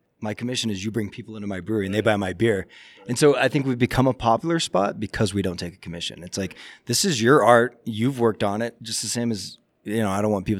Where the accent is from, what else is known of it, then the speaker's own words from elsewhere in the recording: Summerville, South Carolina, United States; also born or lived in Sitka, Alaska; now in Juneau, United States; I actually grew up in South Carolina.